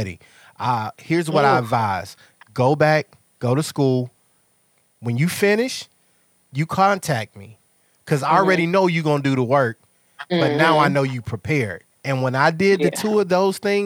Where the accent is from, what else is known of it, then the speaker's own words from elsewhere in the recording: Mississippi, United States; moved away; I'm from Mississippi